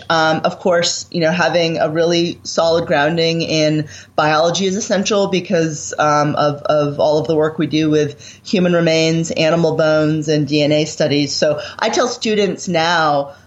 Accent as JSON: {"language": "English", "region": "Maine", "country": "United States", "tie": "born or raised there", "said": "I grew up in Maine in the 1980s, really the early 1980s"}